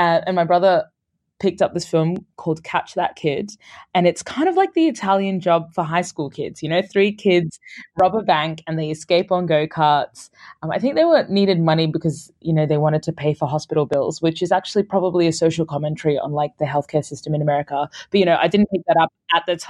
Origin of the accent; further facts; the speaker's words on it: Brisbane, Queensland, Australia; moved away as an adult; also born or lived in Sudan / United Kingdom; I was born in Sudan and my family moved to Australia when I was a year and a half. So this was in Brisbane, Australia.